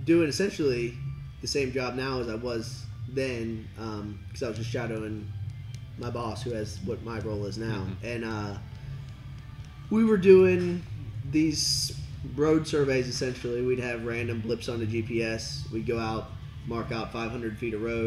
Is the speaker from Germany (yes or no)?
no; Highland Heights, Kentucky, United States; also born or lived in Fort Thomas, Kentucky / Louisville, Kentucky; I'm from here, Campbell County. But yeah, I grew up, my dad lived in Fort Thomas, and my mom, Highland Heights